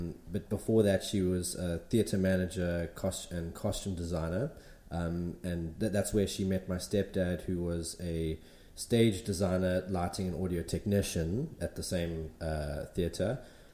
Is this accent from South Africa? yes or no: yes; Pietermaritzburg, KwaZulu-Natal, South Africa; moved away as an adult; now in Durban, South Africa; I'm originally from Pietermaritzburg, came down here to Durban to study graphic design